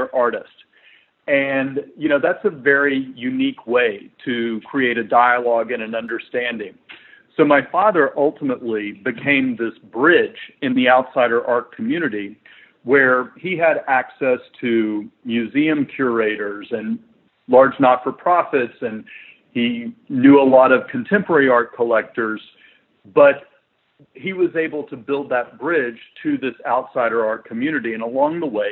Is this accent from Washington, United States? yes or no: no; Chattanooga, Tennessee, United States; we're originally from Chattanooga, Tennessee, in the Southeast